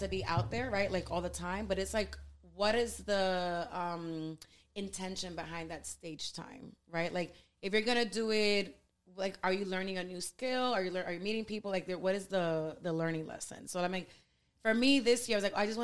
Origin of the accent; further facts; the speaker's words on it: New York City, New York, United States; first language Spanish; English is a second language; I grew up here in Harlem, Washington Heights.